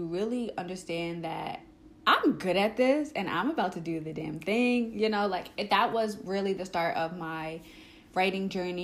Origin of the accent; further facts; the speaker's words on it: Long Island, New York, United States; I am from Long Island, New York